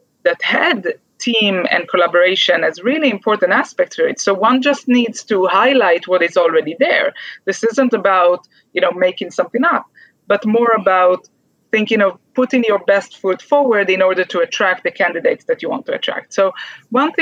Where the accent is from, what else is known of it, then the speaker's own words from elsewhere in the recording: Israel; moved away; from my home country, from Israel